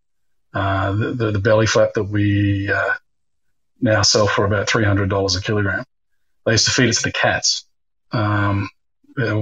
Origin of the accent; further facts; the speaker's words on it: Australia; moved away as an adult; also born or lived in Bournemouth, United Kingdom / Germany; now in Singapore; We emigrated to Australia when I was just going on 8 years old